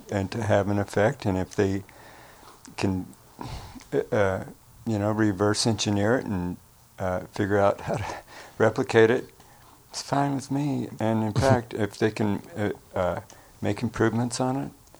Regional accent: Glenwood Springs, Colorado, United States; In Glenwood Springs, Colorado

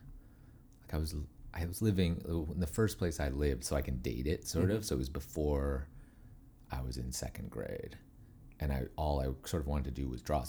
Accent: Calgary, Alberta, Canada; moved away; I grew up in St. Albert, Alberta, which is north of Edmonton, when I was very young, and then lived in Calgary, Alberta, so Western Canada

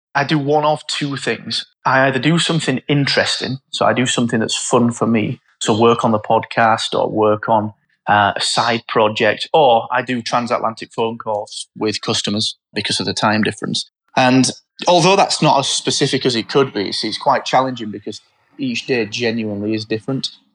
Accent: Barnsley, Yorkshire and the Humber, United Kingdom; I'm from Barnsley and it was, you say, it was a mining town.

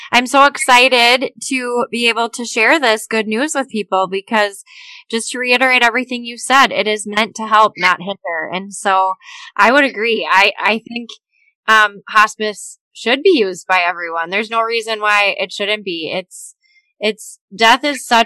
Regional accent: Minnesota, United States; the state of Minnesota, my home state

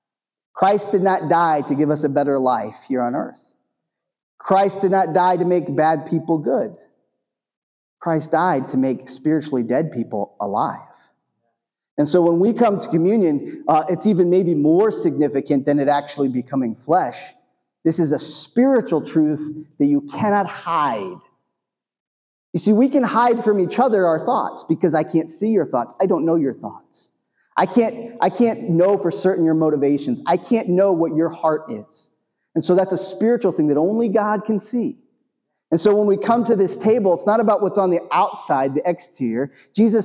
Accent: New England, United States; I grew up in New England

